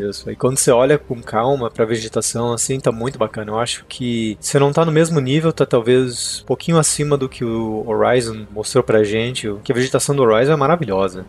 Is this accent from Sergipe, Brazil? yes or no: no; Concórdia, Santa Catarina, Brazil; moved away as an adult; o lugar que eu tinha quando eu era criança lá em Concórdia